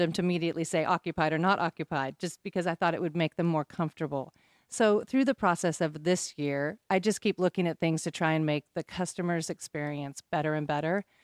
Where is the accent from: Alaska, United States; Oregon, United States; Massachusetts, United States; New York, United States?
Oregon, United States; Bend; moved away as an adult; now in Southern Pines, United States; I grew up in Bend, Oregon.